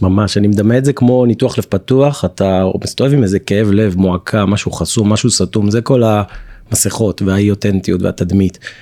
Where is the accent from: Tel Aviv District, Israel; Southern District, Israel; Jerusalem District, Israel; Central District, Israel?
Tel Aviv District, Israel; Tel Aviv; גדלתי ברמת אביב, בדירת שלושה חדרים, ישן עם אח שלי בחדר עד גיל 18